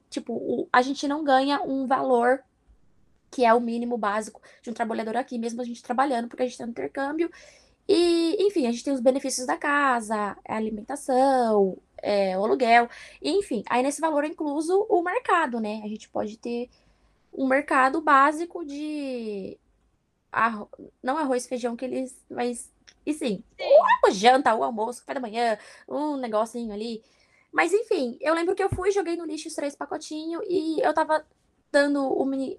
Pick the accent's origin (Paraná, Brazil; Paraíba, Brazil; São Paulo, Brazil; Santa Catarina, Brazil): São Paulo, Brazil; moved away as an adult; now in Philadelphia, United States; Eu não saí de Pirituba para vir para cá, para trabalhar